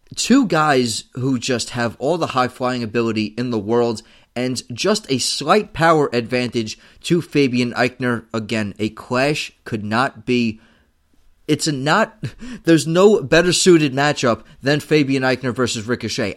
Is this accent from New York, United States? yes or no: yes; New York City, New York, United States; I am from Staten Island. I am doing this show from a chair in Staten Island